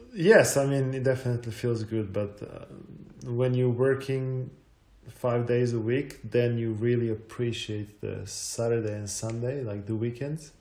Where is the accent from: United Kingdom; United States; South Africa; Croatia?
Croatia; also born or lived in Zagreb; I was born in 1985, so it was still Yugoslavia